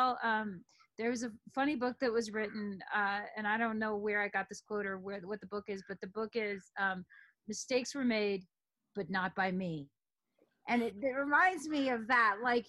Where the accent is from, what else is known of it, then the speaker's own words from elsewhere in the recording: New York City, New York, United States; born there; I mean, I'm a woman, I was born in New York City in that year, et cetera.